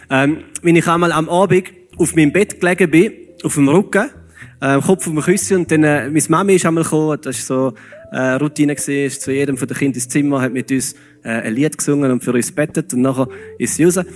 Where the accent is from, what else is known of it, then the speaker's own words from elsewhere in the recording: Switzerland; Aber es funktioniert so einigermaßen, einmal bei uns als Schweizer.